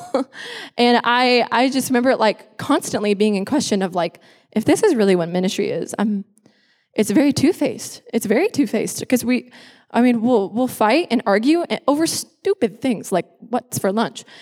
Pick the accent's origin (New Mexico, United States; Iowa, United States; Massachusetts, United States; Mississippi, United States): Iowa, United States; Lynnville-Sully; moved away as an adult; now in Texas, United States; I grew up in Iowa. I was born and raised there.